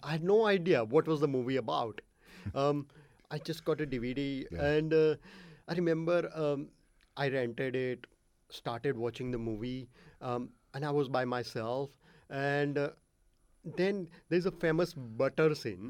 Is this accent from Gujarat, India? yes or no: yes; Ahmedabad, Gujarat, India; first language Gujarati; English is a second language; moved away; I was born in India um, in a seventh biggest city called Ahmedabad